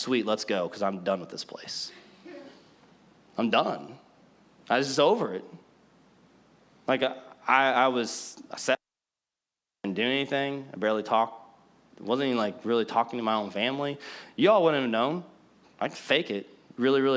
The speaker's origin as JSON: {"language": "English", "town": "Collinsville", "country": "United States", "tie": "born or raised there", "also_born_or_lived": "Benton, Illinois", "said": "he called me back to my hometown to plant"}